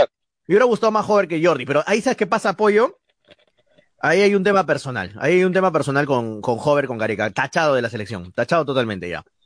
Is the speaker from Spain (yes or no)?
no; Peru; como peruanos